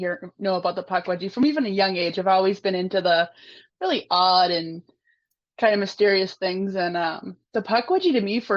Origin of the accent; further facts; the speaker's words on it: Massachusetts, United States; my home state